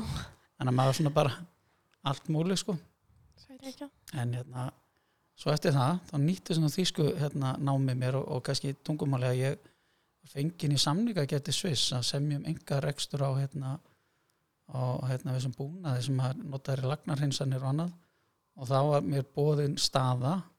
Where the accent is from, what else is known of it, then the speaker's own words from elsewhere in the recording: Hafnarfjörður, Capital Region, Iceland; moved away as an adult; also born or lived in Germany; að fara að kenna við gamla grunnskóla minn, öldunskóla og var þar í ykkur, ykkur ár og kendi svo hérna, í Flensborg og það var svolítið heimaslöðum